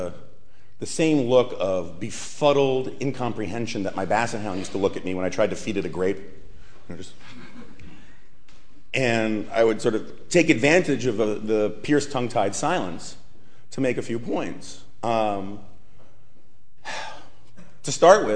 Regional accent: New York City, New York, United States; I grew up on the Upper West Side of Manhattan

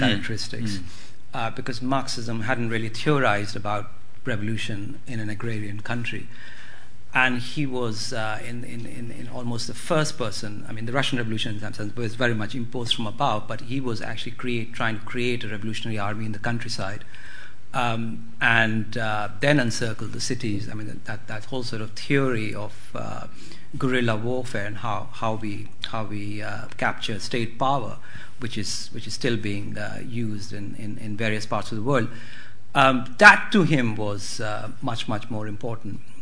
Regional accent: India; the sort of nationalist histories that I grew up on in India

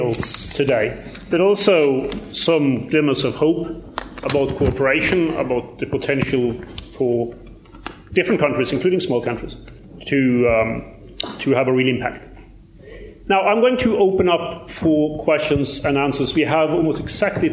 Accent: Norway; I'm from Norway

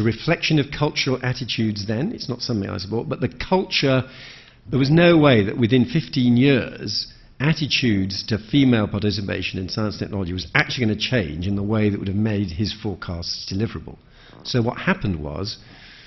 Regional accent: Birmingham, West Midlands, United Kingdom; I come from Birmingham

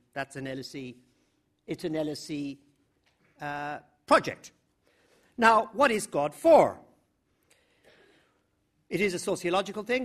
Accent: the middle of Ireland, Midlands, Ireland; I grew up in the middle of Ireland

